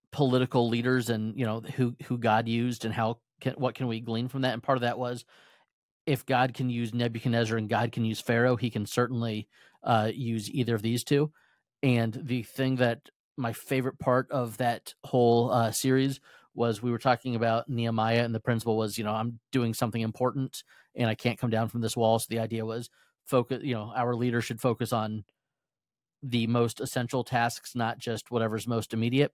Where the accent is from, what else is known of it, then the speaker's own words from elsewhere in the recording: United States; As an American